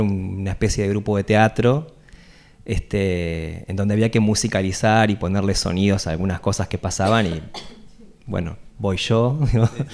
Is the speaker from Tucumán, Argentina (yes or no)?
no; Carmen de Patagones, Buenos Aires Province, Argentina; now in La Plata, Argentina; soy de, Patagones, de hecho con Javier hicimos el primario y el, secundario juntos